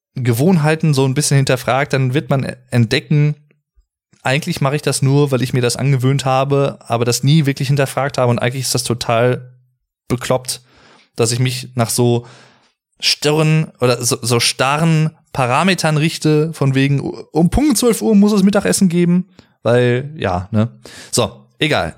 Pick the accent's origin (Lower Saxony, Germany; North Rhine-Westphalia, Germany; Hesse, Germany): North Rhine-Westphalia, Germany; Arnsberg; Bei uns hier im Sauerland, wo ich wohne, wo ich herkomme, in Arnsberg